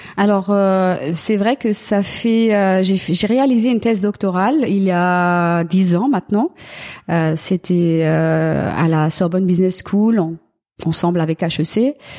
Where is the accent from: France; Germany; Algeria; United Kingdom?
Germany; French is a second language; moved away; en tant qu'Allemand